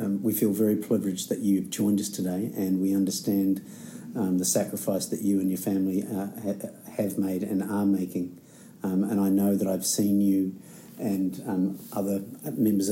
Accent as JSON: {"language": "English", "country": "New Zealand", "also_born_or_lived": "Dunedin, New Zealand", "said": "as a Kiwi living here in Aotearoa, Dunedin, in the South Island of New Zealand"}